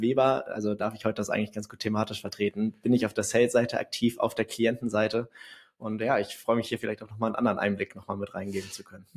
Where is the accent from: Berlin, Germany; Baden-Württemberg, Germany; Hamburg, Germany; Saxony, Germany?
Hamburg, Germany; Ich bin 23 Jahre alt und auch so geboren und aufgewachsen in Hamburg.